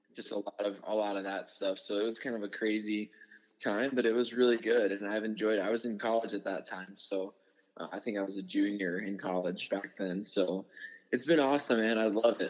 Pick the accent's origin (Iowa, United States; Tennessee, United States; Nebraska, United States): Iowa, United States; Sioux City; moved away; I was born in Sioux City